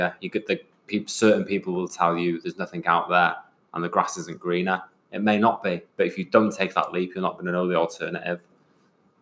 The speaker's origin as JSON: {"language": "English", "region": "North Wales", "country": "United Kingdom", "tie": "born or raised there", "said": "I was born in North Wales, but I was made in the Royal Navy"}